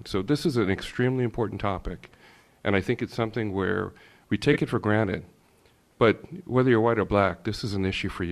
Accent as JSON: {"language": "English", "country": "Jamaica", "tie": "born or raised there", "also_born_or_lived": "Bahamas", "moved": "yes", "lives_now": "Pittsford, United States", "said": "I grew up in the Caribbean, in the originally from Jamaica"}